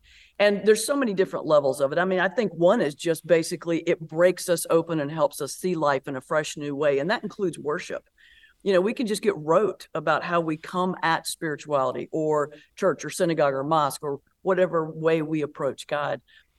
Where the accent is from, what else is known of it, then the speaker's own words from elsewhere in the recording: North Carolina, United States; Yes, you did pick up on an accent. I'm from North Carolina originally.